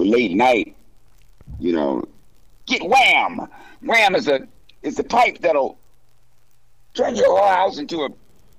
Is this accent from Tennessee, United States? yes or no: no; Fort Collins, Colorado, United States; And in Colorado, I grew up in Fort Collins.